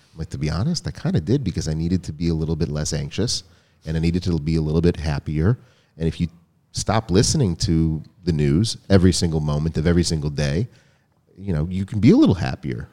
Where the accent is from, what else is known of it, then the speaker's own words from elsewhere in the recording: United States; growing up in America